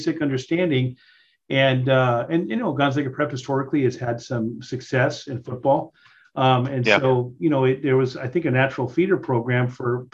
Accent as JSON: {"language": "English", "town": "Spokane", "region": "Washington", "country": "United States", "tie": "born or raised there", "lives_now": "Western Washington, United States", "said": "I grew up in Spokane"}